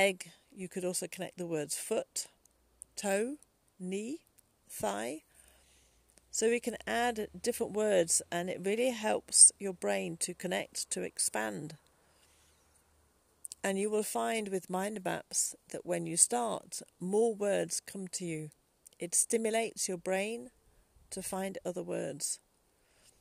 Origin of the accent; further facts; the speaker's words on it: England, United Kingdom; as an English person